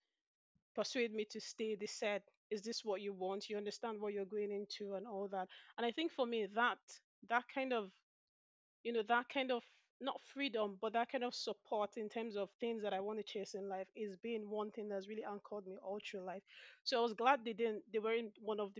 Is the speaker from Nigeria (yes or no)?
yes; Nigeria; moved away as an adult; now in Aberdeen, United Kingdom; Originally, I'm from Nigeria. That's in West Africa. So I had all my initial education, undergraduate, and my initial work experience as well